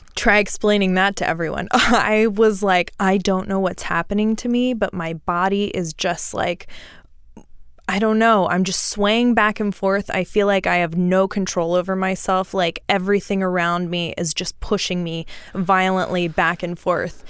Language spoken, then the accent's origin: English; Houston, Texas, United States; I grew up in Houston. Well, like, southeast of Houston, like, swampy